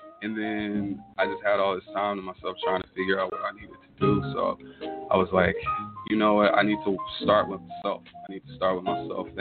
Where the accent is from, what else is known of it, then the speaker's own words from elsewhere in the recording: Tulsa, Oklahoma, United States; I was born in Oklahoma City. And then sometime when I was younger, my parents moved here to Tulsa. So I'm pretty much born and raised here